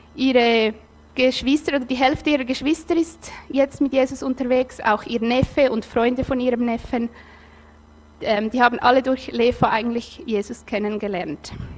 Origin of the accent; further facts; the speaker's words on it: Nidwalden, Switzerland; ich bin in Nidwalden aufgewachsen